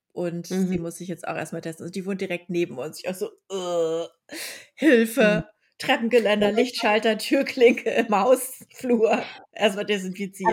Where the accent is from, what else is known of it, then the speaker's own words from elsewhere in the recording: Lower Saxony, Germany; now in Berlin, Germany; das ist ja in Niedersachsen